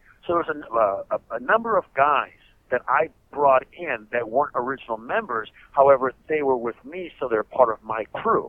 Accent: La Puente, California, United States; I was the only Colombian car member, but I'm from La Puente, California, and I went to school with these guys.

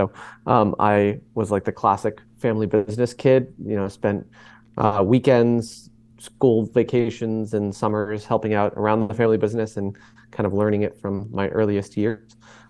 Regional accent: Boston, Massachusetts, United States; I grew up in Boston, Massachusetts, where Maiden was eventually founded. I grew up a close-knit family in downtown Boston

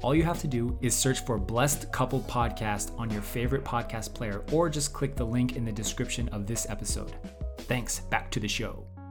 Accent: United States; moved away as an adult; now in South Korea; I'm from originally from America, and then my wife and I we were blessed in 2009, and at some point we moved to Korea.

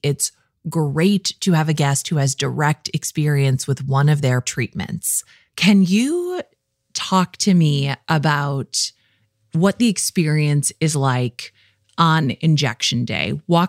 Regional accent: Midwest, United States; I'm from the Midwest. We love talking about weather, okay?

